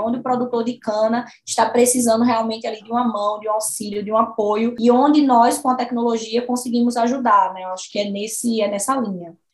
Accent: Sirinhaém, Pernambuco, Brazil; moved away as an adult; also born or lived in Uberaba; now in Goiás, Brazil; eu sou de Sirinhaém, Sou de Siriaém, Pernambuco, uma cidade próxima a Recife

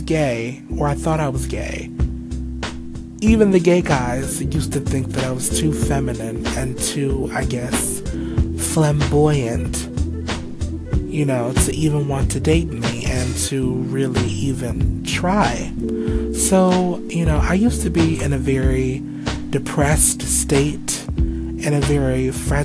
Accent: Cleveland, Ohio, United States; moved away as an adult; also born or lived in Los Angeles, California / Grand Rapids, Michigan; Cleveland, Ohio is my hometown. I was born and raised here

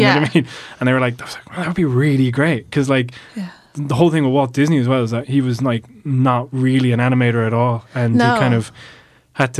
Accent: Ireland; being an Irish animator and having the studio here

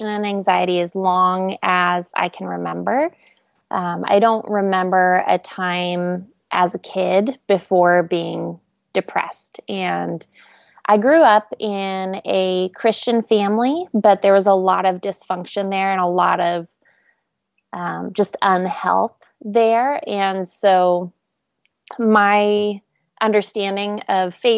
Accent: Oregon, United States; now in Nashville, United States; I grew up in Oregon

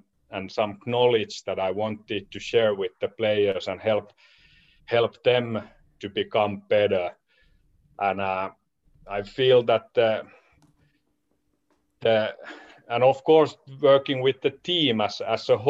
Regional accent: Espoo, Uusimaa, Finland; I'm originally from Espoo, Finland

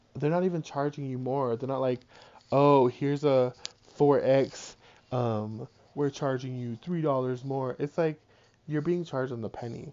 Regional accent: Providence, Rhode Island, United States; I'm from Providence, Rhode Island, and like when I was growing up, you could find a three bedroom apartment for $800

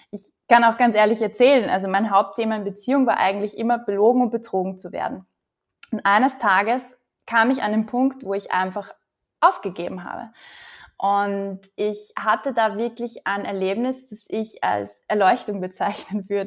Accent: Upper Austria, Austria; Ich komme ursprünglich aus Oberösterreich, lebe aber eigentlich nur mit einem Fuß hier

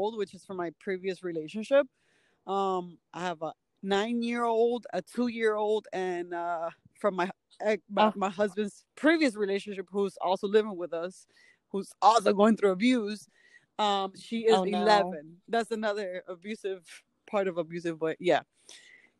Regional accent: Miami, Florida, United States; moved away as an adult; I'm from Miami, and after I left Miami, which has been like almost 4 years

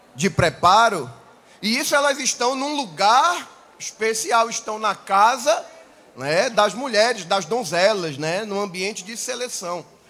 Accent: Manaus, Amazonas, Brazil; Eu nasci em Manaus

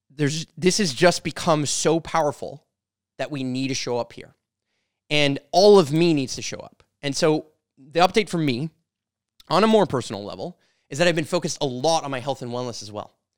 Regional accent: Canada; I'm a Canadian. I'm from Canada

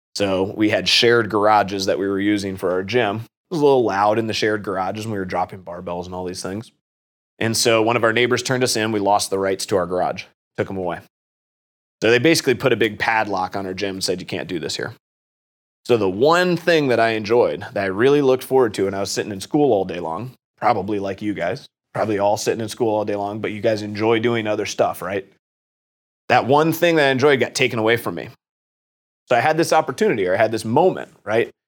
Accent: Worthington, Ohio, United States; also born or lived in Washington, D.C.; I went off to OU after graduating from Kilbourne. I'm from Worthington

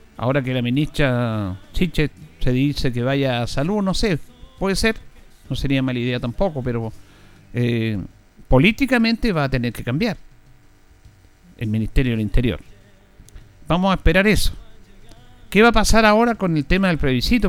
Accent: Chile; nosotros como chilenos

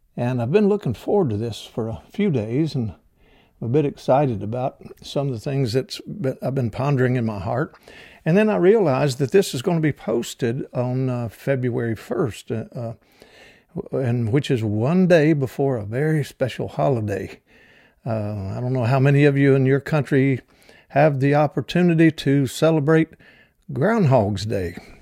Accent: the South, United States; accent: southern; with my southern accent

